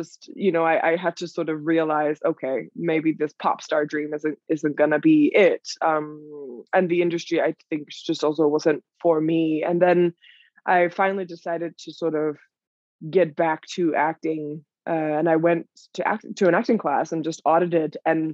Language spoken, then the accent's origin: English; Denmark; moved away as an adult; also born or lived in New York; I'm from Denmark originally, and I moved to New York when I was 18 to pursue a career in dance